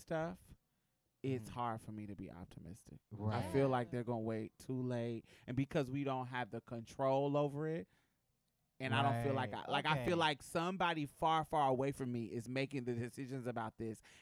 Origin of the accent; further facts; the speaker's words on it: Houston, Texas, United States; I'm from Houston. I'm from the Galleria area in Houston